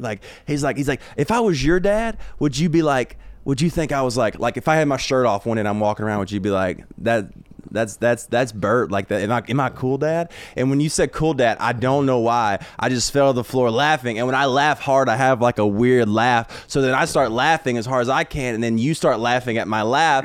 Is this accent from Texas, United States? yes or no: no; Brookwood, Alabama, United States; moved away; also born or lived in Tuscaloosa, Alabama; I'm from Brookwood